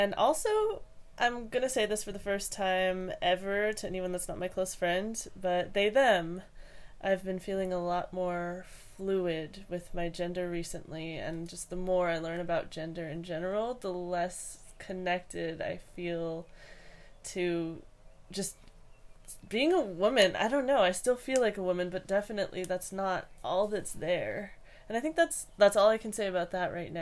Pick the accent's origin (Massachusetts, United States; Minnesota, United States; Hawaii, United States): Hawaii, United States; I grew up in Hawaii